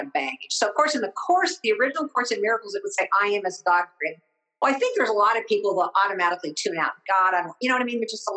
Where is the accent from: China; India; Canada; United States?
United States; Midwest; I'm from the Midwest